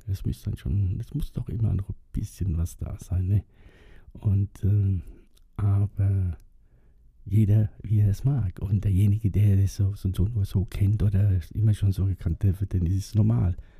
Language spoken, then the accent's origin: German; Germany; bei uns in Germany